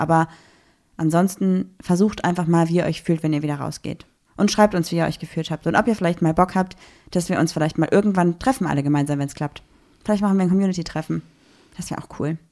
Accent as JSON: {"language": "German", "town": "Düsseldorf", "region": "North Rhine-Westphalia", "country": "Germany", "said": "als Düsseldorferin."}